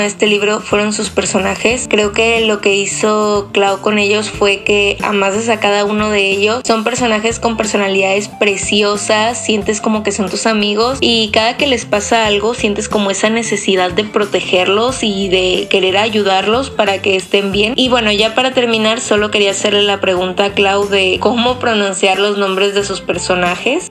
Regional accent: Mexico; soy de México

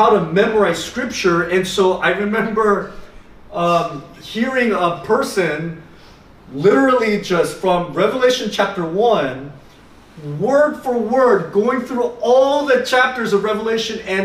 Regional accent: Miami, Florida, United States; moved away; growing up in Miami, our, you know, we had two supermarkets that we went

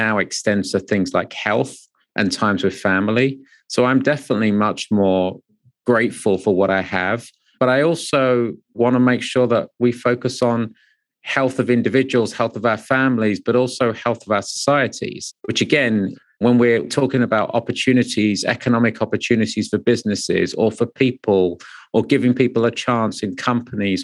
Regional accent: England, United Kingdom; moved away as an adult; also born or lived in London; now in New York, United States; being born to immigrant parents from India, seeing some of those struggles growing up in the 70s and 80s in England.

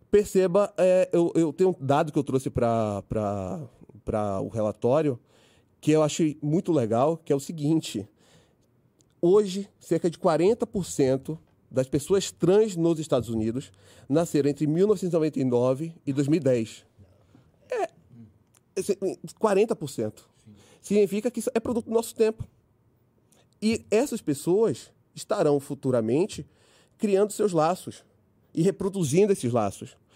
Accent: Bahia, Brazil; Cabeçudo, porque apesar de ser cabeçudo, não sou cearense, é baiano, hein?

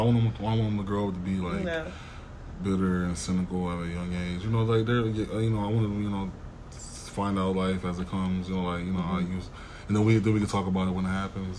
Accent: Tulsa, Oklahoma, United States; I grew up in Tulsa. I barely even heard about this.

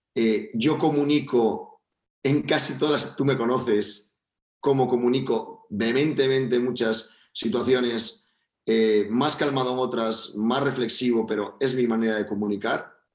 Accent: Spain; also born or lived in Valencia

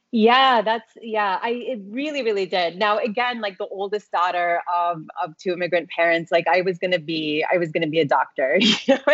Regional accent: Tulsa, Oklahoma, United States; I grew up in Oklahoma

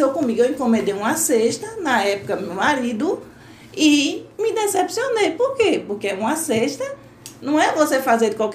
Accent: Northeast Region, Brazil

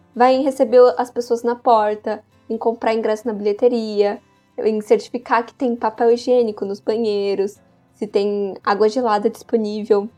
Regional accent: São Paulo, Brazil; Eu sou de São Paulo e sou estudante do quarto ano das artes cênicas na Unicamp.

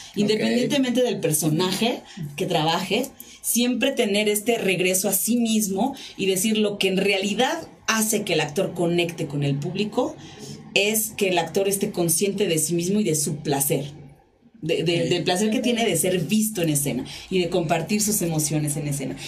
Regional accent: Tijuana, Baja California, Mexico; Yo soy de Tijuana, Baja California, vivo allá

